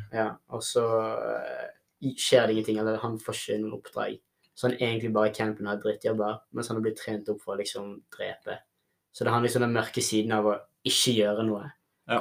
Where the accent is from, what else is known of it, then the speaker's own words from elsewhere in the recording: Sotra, Vestland, Norway; Jeg kommer fra Sotra